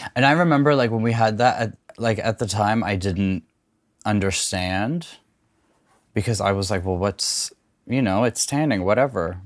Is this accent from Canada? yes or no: yes; Canada; I grew up mostly in Canada